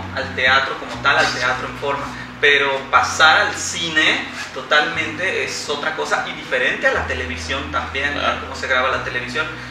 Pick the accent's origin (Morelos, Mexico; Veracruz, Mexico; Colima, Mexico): Veracruz, Mexico; soy veracruzano, 100% jarocho, orgullosamente jarocho